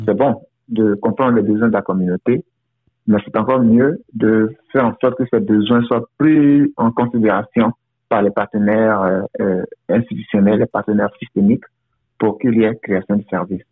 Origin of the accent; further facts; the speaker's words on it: Côte d’Ivoire; moved away as an adult; also born or lived in United States / Windsor, Canada; now in Toronto, Canada; Je suis originaire de la Côte d'Ivoire où j'ai travaillé pendant plus de dix ans pour le gouvernement avant de m'envoler pour les États-Unis